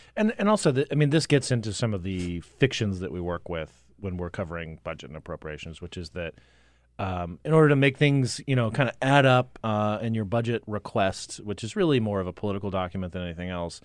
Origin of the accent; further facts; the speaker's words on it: Cottonwood, Arizona, United States; now in Washington, United States; Cottonwood, my hometown